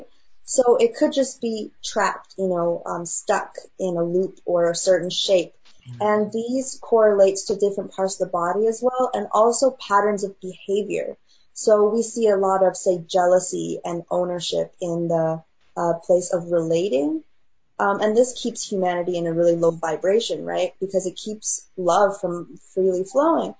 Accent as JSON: {"language": "English", "country": "China", "tie": "born or raised there", "moved": "yes", "said": "I grew up in China"}